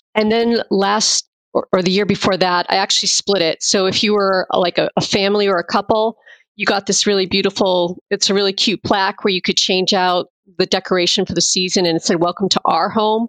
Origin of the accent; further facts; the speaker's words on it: Massachusetts, United States; moved away as an adult; now in Virginia, United States; I'm originally from Massachusetts. And I moved down here after I graduated